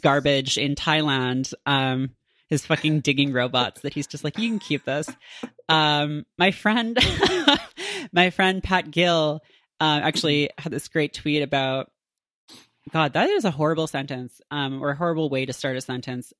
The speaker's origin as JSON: {"language": "English", "country": "Canada", "tie": "born or raised there", "moved": "yes", "said": "I grew up in Canada"}